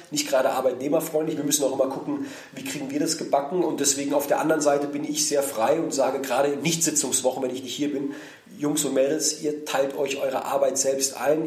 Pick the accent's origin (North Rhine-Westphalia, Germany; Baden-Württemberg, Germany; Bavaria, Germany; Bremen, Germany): Baden-Württemberg, Germany; Heidelberg; also born or lived in Berlin; in die Heimat fahre, da wo ich herkomme, wo ich aufgewachsen bin